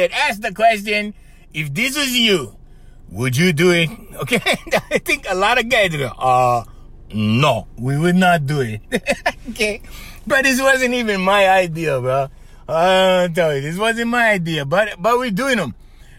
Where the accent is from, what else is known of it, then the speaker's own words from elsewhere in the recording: Kauai, Hawaii, United States; also born or lived in Oahu; The hometown I'm from, which is on the island of Kauai